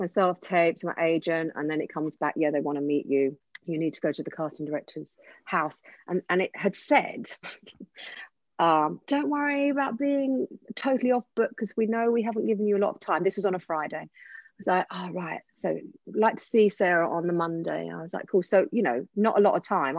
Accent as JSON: {"language": "English", "area": "Essex", "region": "East of England", "country": "United Kingdom", "accent": "Essex"}